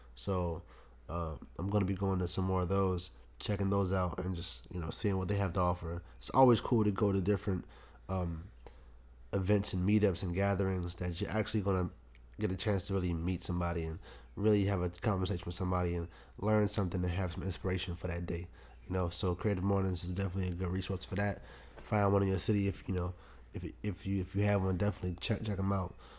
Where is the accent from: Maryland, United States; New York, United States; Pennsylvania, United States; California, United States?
Maryland, United States; Prince George's County; raised in P G County